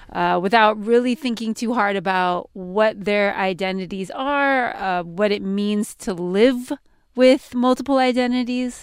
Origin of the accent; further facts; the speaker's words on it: California, United States; I'm from California, California born and raised